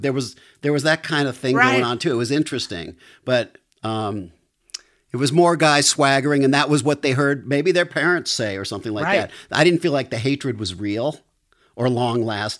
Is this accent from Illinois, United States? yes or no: yes; Highland Park, Illinois, United States; moved away; I was raised in Chicago, right next to Highwood.